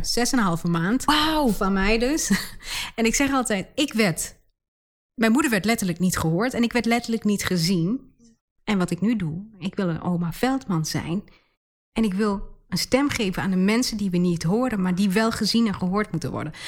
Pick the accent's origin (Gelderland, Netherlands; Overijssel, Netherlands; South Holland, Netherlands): Overijssel, Netherlands; Enschede; accent: Twents; ik, ben geboren en getogen in Enschede. Daar komen wij vandaan